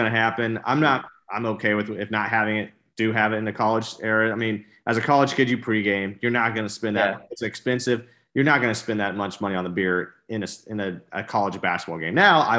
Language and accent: English; Lebanon, Indiana, United States; my hometown in Indiana, Lebanon.